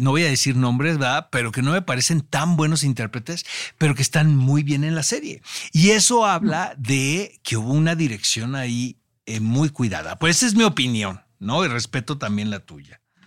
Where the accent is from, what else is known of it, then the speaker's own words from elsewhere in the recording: Mexico; a nosotros como mexicanos